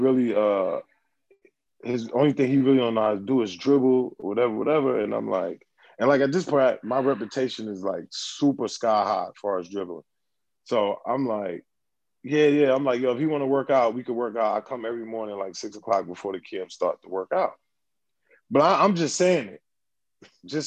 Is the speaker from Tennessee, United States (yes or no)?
no; New York City, New York, United States; also born or lived in Brooklyn / Harlem; I'm from New York. So I'm on the team with other people from New York.